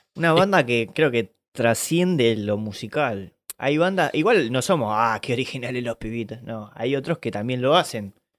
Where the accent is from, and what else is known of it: Lanús, Buenos Aires Province, Argentina